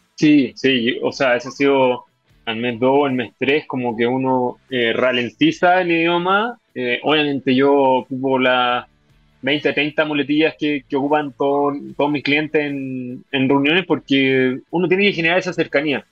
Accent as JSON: {"language": "Spanish", "country": "Chile", "said": "como chileno"}